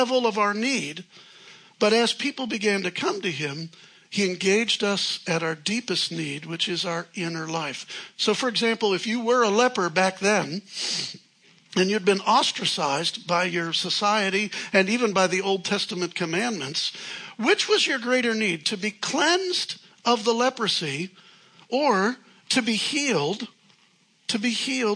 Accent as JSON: {"language": "English", "town": "Chicago", "region": "Illinois", "country": "United States", "said": "I'm from Chicago. We're rude in Chicago"}